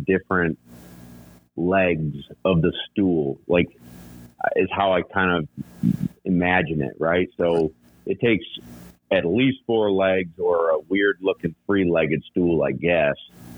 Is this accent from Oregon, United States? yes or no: no; New York, United States; I'm from New York